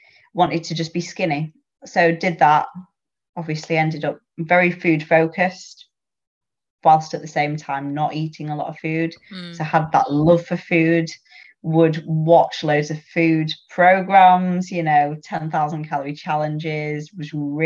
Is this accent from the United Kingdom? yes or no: yes; the north of England, United Kingdom; accent: northern; from my accent, you can tell I'm from up north.